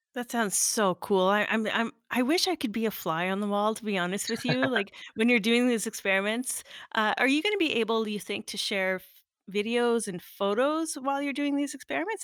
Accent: Sudbury, Ontario, Canada; moved away; my hometown

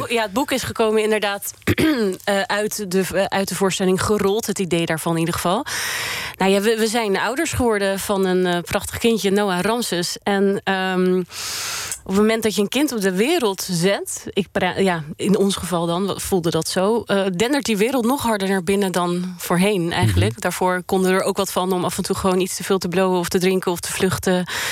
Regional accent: Netherlands; born or raised there; also born or lived in Sweden

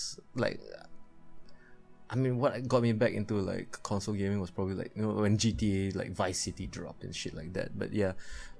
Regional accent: Singapore; being a Singaporean, you have to sacrifice 2.5 years of your life to just serve your nation

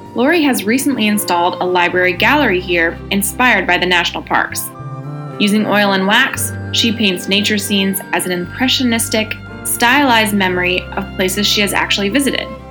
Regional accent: Maine, United States; now in Northwest Florida, United States; I'm originally from Maine

